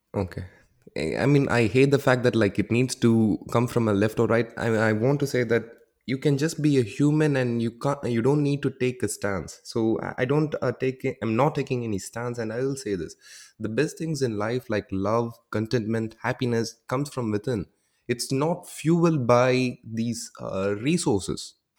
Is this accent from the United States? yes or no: no; South India, India; moved away as an adult; now in Netherlands; our language is called as the Tamil language and I'm from the South.